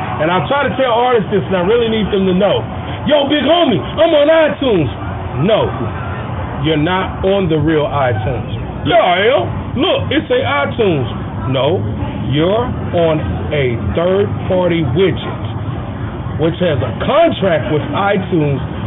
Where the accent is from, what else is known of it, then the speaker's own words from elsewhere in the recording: Midwest, United States; But I am from the Midwest.